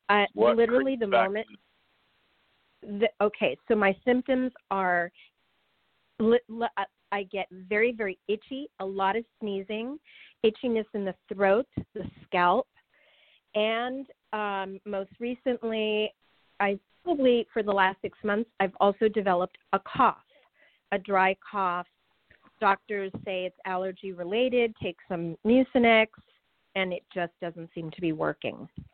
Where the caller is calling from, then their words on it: Los Angeles, California, United States; from Los Angeles.